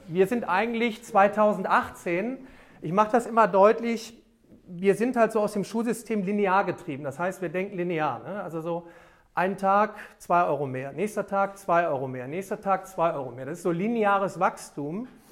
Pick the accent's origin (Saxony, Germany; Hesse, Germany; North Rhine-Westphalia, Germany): North Rhine-Westphalia, Germany; Remscheid; in meiner Heimatstadt, ich komme aus Remscheid